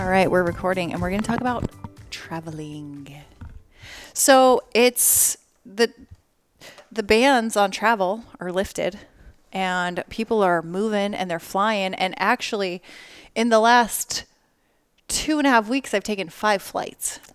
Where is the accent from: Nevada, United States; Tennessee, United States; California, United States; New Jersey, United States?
Nevada, United States; Las Vegas; I grew up in Las Vegas, not like New York where they have subway.